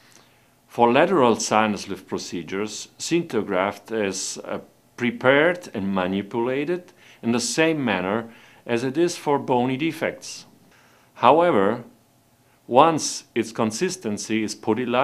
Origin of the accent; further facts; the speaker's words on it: Italy; I'm a dentist from Italy. I practice in Rome